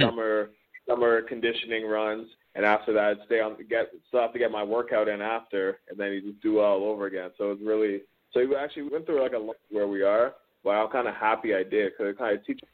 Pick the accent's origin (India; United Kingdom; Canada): Canada; Toronto, Ontario; also born or lived in Cambridge, Ontario; I'm originally from Toronto, and then right. my my family moved about an hour west to um to Cambridge